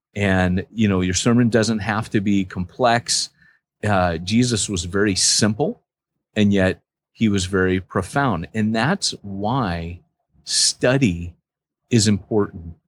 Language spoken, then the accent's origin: English; United States; moved away; I'm American